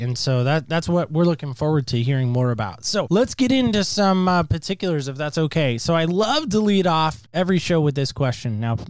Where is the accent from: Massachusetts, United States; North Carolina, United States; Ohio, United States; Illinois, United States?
North Carolina, United States; Camp Lejeune; born there; So I was born in this little community of Camp Lejeune, North Carolina.